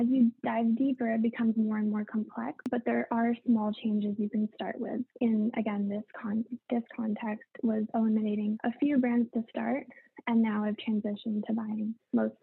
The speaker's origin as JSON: {"language": "English", "country": "Canada", "said": "I'm from Canada"}